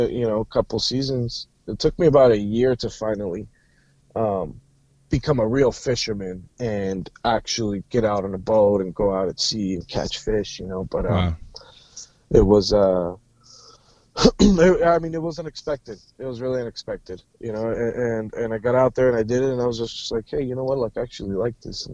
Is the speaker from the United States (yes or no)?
yes; Washington, United States; also born or lived in San Jose, California / Alaska; I lived there until I was like 10, and then, life events pushed us up to Washington, I grew up out here